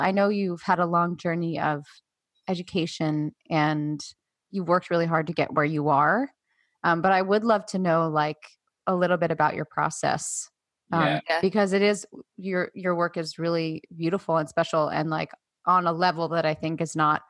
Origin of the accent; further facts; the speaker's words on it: New York, United States; growing up in New York